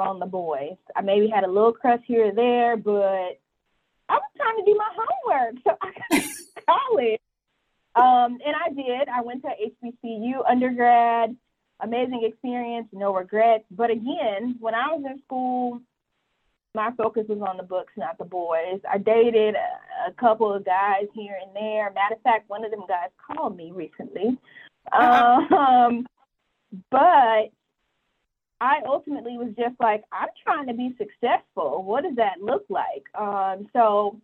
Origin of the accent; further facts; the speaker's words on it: Atlanta, Georgia, United States; moved away as an adult; also born or lived in Mississippi / New York; I'm from Atlanta, born and raised here